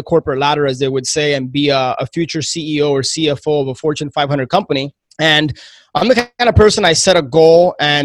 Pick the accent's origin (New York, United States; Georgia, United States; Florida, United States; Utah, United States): Florida, United States; Miami; born and raised in Miami, my entire family's from Cuba